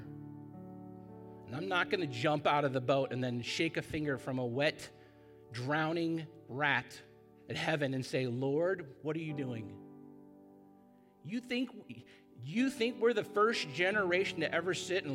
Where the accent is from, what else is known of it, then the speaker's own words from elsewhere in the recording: Costa Mesa, California, United States; I love Costa Mesa. I was born in Hogue Hospital